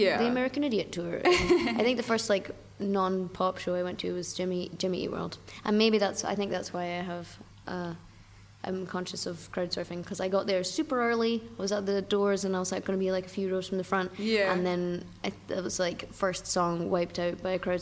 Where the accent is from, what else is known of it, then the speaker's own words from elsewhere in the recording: outside Stirling, Scotland, United Kingdom; I grew up kind of outside Stirling